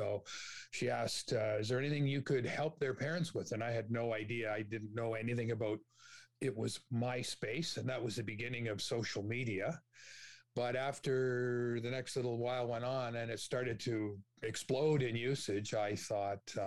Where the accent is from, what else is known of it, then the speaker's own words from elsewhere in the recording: Toronto, Ontario, Canada; grew up in Scarborough